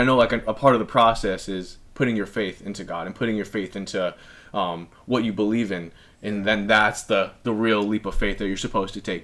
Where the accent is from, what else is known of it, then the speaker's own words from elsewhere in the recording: El Segundo, California, United States; growing up in El Segundo in the South Bay